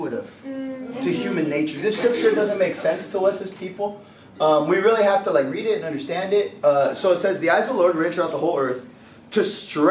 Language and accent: English; California, United States; I'm from California